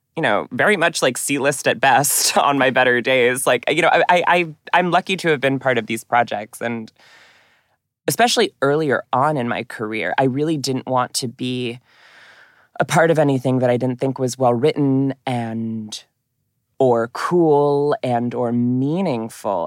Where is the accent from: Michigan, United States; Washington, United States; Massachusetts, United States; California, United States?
Massachusetts, United States; Newton; moved away as an adult; also born or lived in New York; my hometown in Newton, Massachusetts